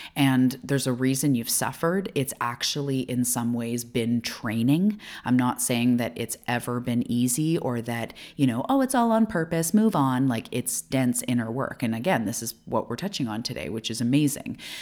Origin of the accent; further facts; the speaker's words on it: Canada; also born or lived in Vancouver Island, British Columbia; I am a Canadian living off the west coast of Canada